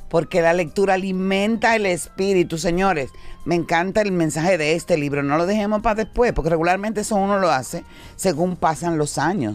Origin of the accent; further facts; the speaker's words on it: Dominican Republic; tú eres una muestra de lo que somos realmente los dominicanos